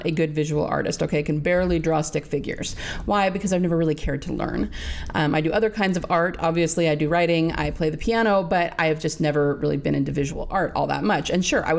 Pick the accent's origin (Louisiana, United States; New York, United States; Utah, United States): Utah, United States; I'm from Utah